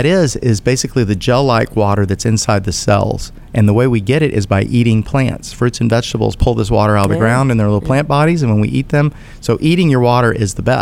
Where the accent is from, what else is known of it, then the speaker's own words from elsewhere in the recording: United States; I'm an American